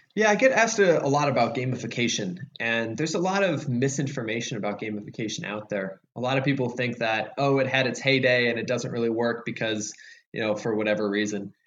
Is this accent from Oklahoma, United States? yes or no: no; Chicago, Illinois, United States; I was born in Chicago